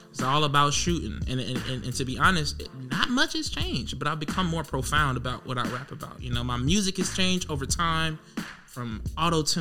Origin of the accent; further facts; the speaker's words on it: Milwaukee, Wisconsin, United States; now in Sandy Springs, United States; go from a place of poverty to Milwaukee, Wisconsin to to to Sandy Springs, Georgia.